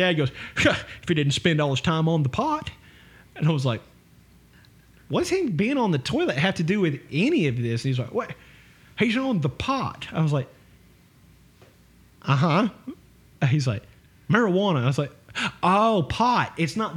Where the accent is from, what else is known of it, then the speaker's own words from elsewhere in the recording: United States; I'm American as Trashberry Pie